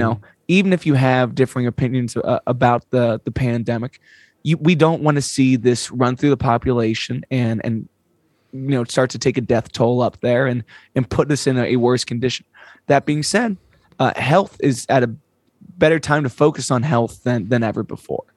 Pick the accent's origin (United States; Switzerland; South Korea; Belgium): United States; as an American